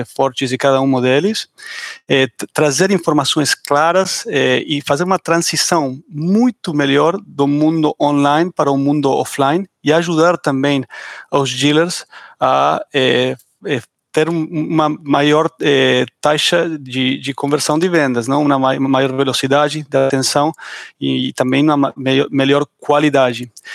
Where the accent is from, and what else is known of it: Argentina; accent: Argentine; Portuguese is a second language